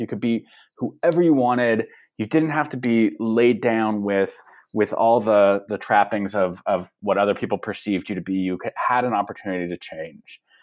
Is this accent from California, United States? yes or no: yes; Los Angeles, California, United States; born or raised there